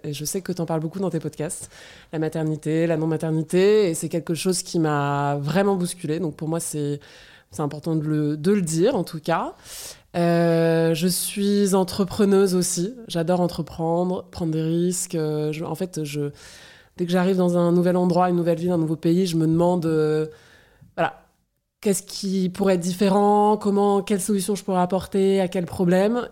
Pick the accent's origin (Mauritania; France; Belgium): France; moved away as an adult; also born or lived in South Africa / United States / Argentina / Germany; je suis française